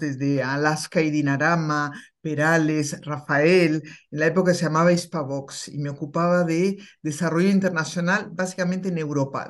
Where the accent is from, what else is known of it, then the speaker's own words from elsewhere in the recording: Chile; now in Spain; Yo que nací en Chile